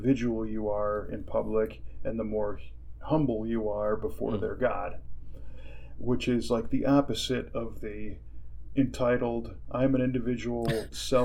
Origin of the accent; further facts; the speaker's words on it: United States; I'm an American